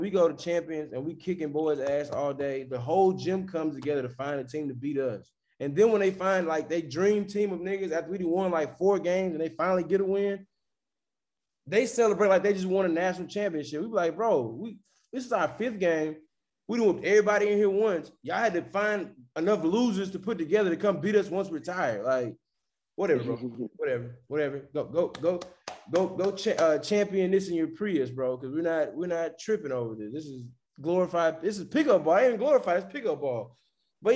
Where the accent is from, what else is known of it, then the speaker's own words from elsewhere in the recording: Houston, Texas, United States; also born or lived in Beaumont, Texas; I'm not from Houston. I moved to Houston when I was 4. Been in Houston 31 years of my life. You know what I'm saying? But I'm not actually from Houston. I'm from Beaumont, down the street.